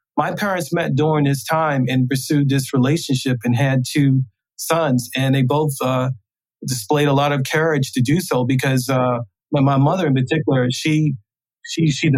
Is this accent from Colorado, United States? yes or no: no; Baltimore, Maryland, United States; I grew up in West Baltimore, this all black neighborhood